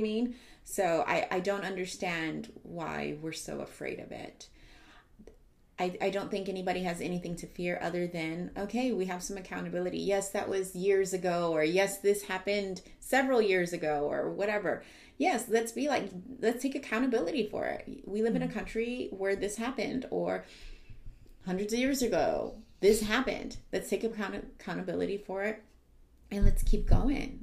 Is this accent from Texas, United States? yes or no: yes; San Antonio, Texas, United States; I am from San Antonio, Texas. I am from the South Side